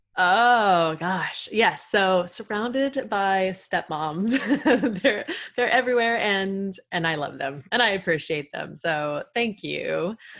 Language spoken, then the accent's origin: English; Texas, United States; I am from the good old state of Texas